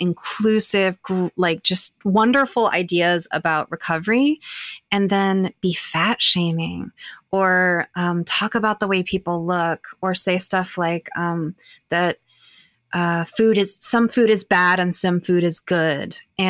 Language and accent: English; Arkansas, United States; accent: Southern; You know, I think that's a large part of why I lost my accent. You know, I'm a Southern person from Arkansas.